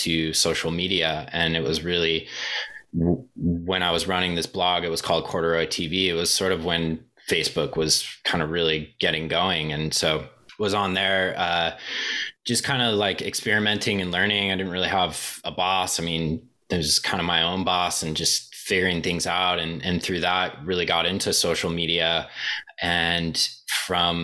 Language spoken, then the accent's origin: English; Southern California, United States; I kind of started growing up in Southern California, being a surfer